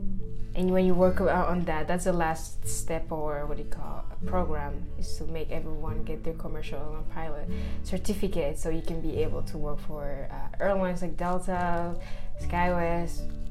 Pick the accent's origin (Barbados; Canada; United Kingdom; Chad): Chad; moved away as an adult; now in United States; I'm from Chad, Central Africa